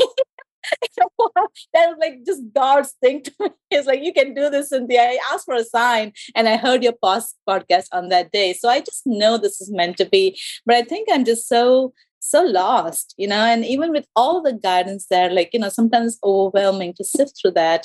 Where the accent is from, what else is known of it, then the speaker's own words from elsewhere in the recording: India; first language English; moved away as an adult; now in Georgia, United States; I'm from India